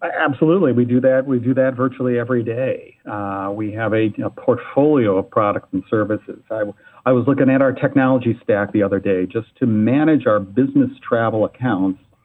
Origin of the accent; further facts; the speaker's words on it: Ann Arbor, Michigan, United States; I was born and raised in Ann Arbor